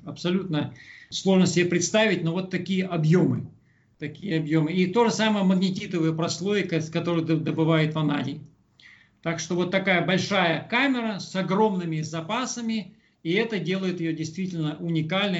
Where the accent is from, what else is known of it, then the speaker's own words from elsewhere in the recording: Kungur, Perm Krai, Russia; moved away as an adult; now in South Africa; Сам я с Урала, с Пермской области, из Кунгура.